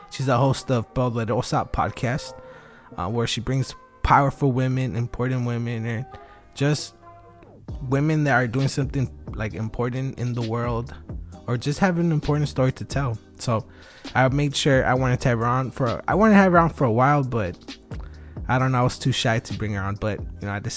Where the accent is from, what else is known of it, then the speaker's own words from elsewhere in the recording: Wilmington, United States; I'm from Wilmington